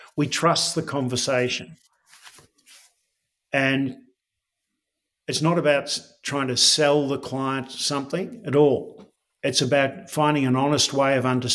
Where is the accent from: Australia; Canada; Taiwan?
Australia; I'm proudly Australian.